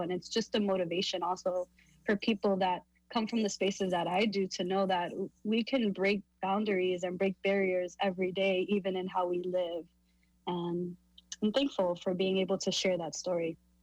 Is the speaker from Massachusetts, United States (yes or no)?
no; New York City, New York, United States; born and raised in Harlem, New York